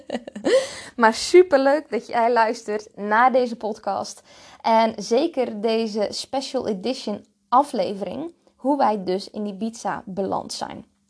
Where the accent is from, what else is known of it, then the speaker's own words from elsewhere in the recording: Zeelandic Flanders, Netherlands; accent: rolling R and hard G; moved away as an adult; also born or lived in Breda, Netherlands; now in Ibiza, Spain; ik ben dus geboren en getogen in Zeeuws-Vlaanderen. En daar komt die lekkere rollende R en die harde G vandaan.